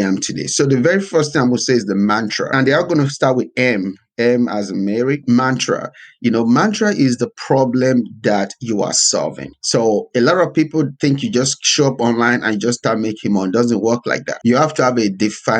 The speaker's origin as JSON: {"language": "English", "country": "Nigeria", "tie": "born or raised there", "moved": "yes", "lives_now": "United States", "said": "I was born in Nigeria, so I was born to kind of a middle class family"}